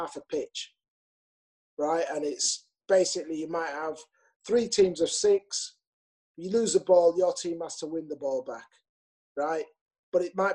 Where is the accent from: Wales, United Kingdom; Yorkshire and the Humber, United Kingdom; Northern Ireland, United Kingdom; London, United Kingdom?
Yorkshire and the Humber, United Kingdom; Leeds; it's my hometown. I love playing for Leeds.